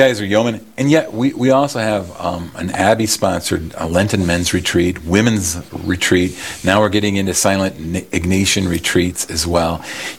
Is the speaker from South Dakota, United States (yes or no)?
yes; Yankton, South Dakota, United States; I grew up in Yankton, South Dakota